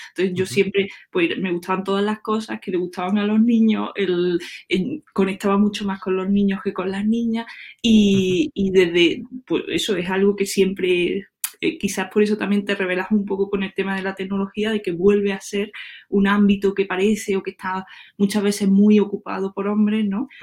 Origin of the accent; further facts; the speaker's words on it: La Montiela, Andalusia, Spain; yo soy de Córdoba y soy, me crié en un pueblo que es donde estoy ahora mismo, que, se llama La Montiela